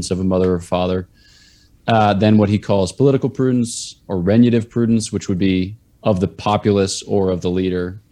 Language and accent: English; East Coast, United States; I'm from the East Coast